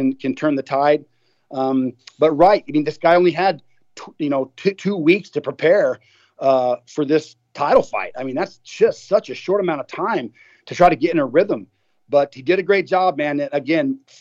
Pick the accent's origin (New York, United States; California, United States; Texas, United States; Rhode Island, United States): Texas, United States; my home state, Austin, Texas